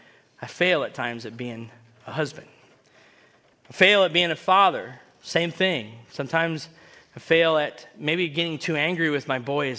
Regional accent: United States; I grew up in Washington

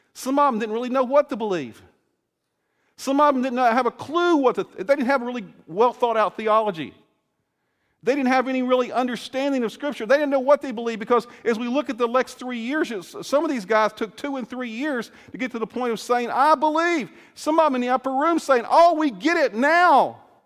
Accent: Salem, Virginia, United States; moved away as an adult; now in Illinois, United States; Salem, Virginia, where I grew up in the school, in the area where I was there, and I grew up there from my early childhood

